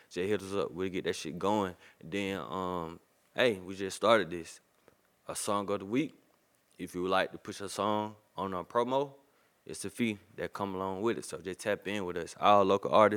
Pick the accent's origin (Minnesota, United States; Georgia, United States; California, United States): Georgia, United States; Twiggs County; I'm from Twigs